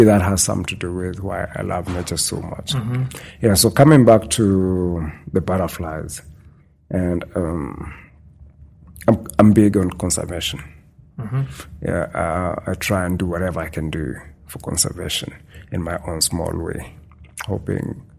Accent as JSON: {"language": "English", "region": "Western Kenya", "country": "Kenya", "tie": "born or raised there", "also_born_or_lived": "Nairobi, Kenya", "moved": "as an adult", "lives_now": "Saskatchewan, Canada", "said": "I grew up in a small town in the western part of the country"}